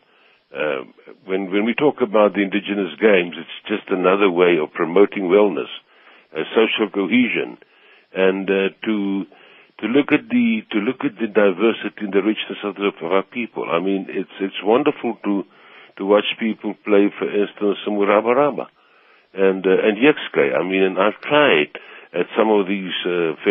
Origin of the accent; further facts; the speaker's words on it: South Africa; My pride is being South African